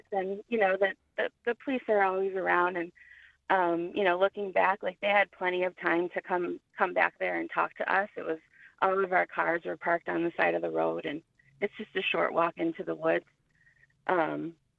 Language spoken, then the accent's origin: English; Detroit, Michigan, United States; moved away; I'm originally from Detroit. So I had traveled down, and this was one of the first times I had come home